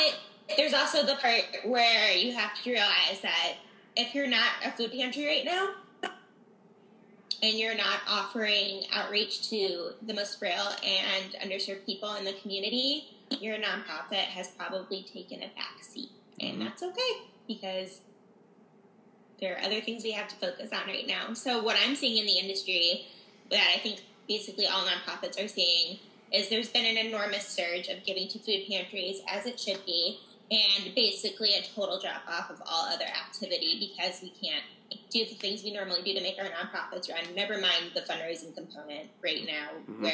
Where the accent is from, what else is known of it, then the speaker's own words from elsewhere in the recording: Chicago, Illinois, United States; also born or lived in Florida; now in St. Louis, United States; I was born in Chicago.